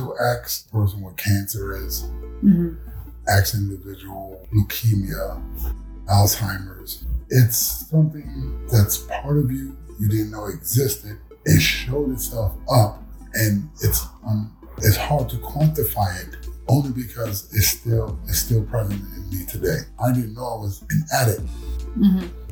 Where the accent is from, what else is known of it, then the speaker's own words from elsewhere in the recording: New York City, New York, United States; I was born in Bronx. Born in Bronx at Long Hospital, 1972